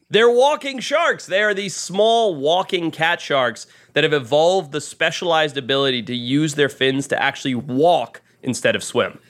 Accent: Zimbabwe; I grew up in Zimbabwe in Southern Africa

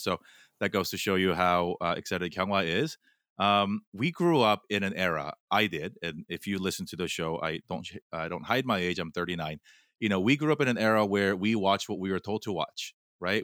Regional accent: Fullerton, California, United States; first language Korean; English is a second language; also born or lived in South Korea; we moved from Korea to Fullerton when I was eight

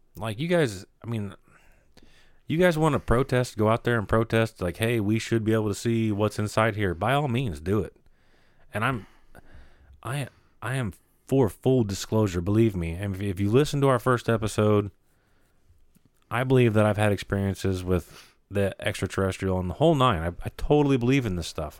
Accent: United States; we as Americans

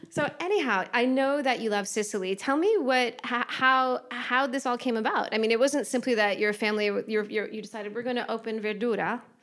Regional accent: United States; accent: American; my American accent

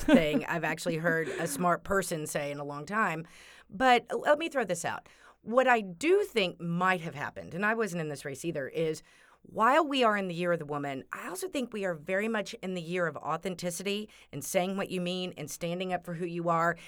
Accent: Texas, United States; moved away; I'm from Texas, so my high school friends

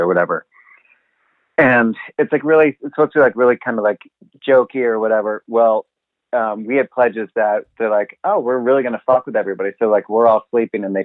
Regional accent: Chicago, Illinois, United States; I'm from Chicago. I'm not from southern Indiana

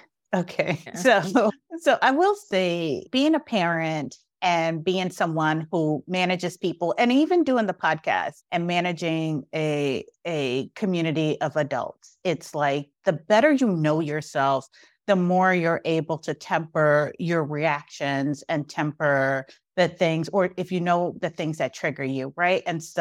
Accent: Brooklyn, New York, United States; because I grew up like in Brooklyn in the 80s.

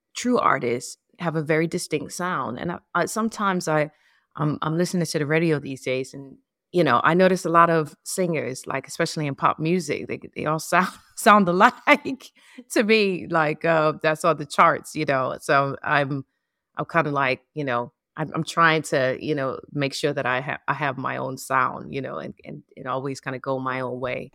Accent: New Orleans, Louisiana, United States; moved away; also born or lived in New York; the music of my hometown

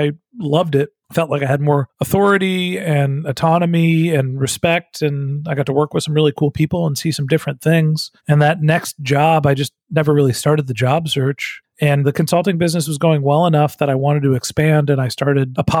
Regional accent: Northern California, United States; moved away as an adult; also born or lived in Texas; I'm from Northern California

